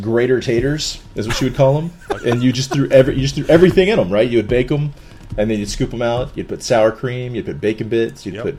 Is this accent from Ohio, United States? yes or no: no; South Carolina, United States; I'm from South Carolina in the United States.